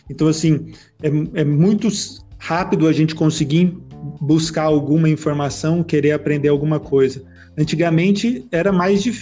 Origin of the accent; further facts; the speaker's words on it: Palmas, Tocantins, Brazil; also born or lived in São Paulo; now in Sinop, Brazil; é, eu sou nascido em São Paulo, cresci em Palmas, Tocantins, rodei a metade desse Brasil e atualmente eu estou morando aqui em Sinop, Mato Grosso.